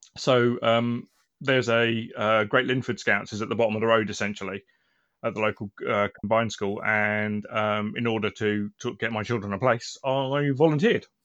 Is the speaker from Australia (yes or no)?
no; Aldershot, South East England, United Kingdom; now in Milton Keynes, United Kingdom; I grew up and started in Aldershot, and then when I moved around the country